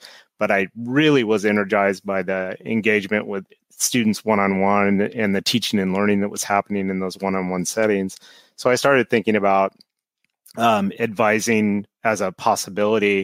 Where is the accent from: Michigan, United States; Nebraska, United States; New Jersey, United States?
Nebraska, United States; moved away; I grew up in Nebraska and went to a small state school there